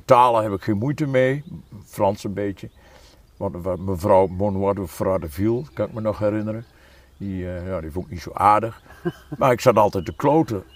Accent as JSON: {"language": "Dutch", "area": "Achterhoek", "region": "Gelderland", "country": "Netherlands", "said": "ik ben een echte Achterhoeker, maar helemaal niet een typische Achterhoeker."}